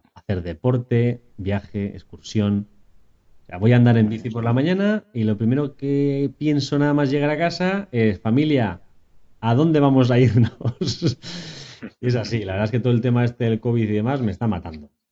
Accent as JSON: {"language": "Spanish", "town": "Vitoria-Gasteiz", "region": "Basque Country", "country": "Spain", "moved": "yes", "lives_now": "San Sebastián, Spain", "said": "también soy de Vitoria, pero hace tiempo que me escapé a San Sebastián"}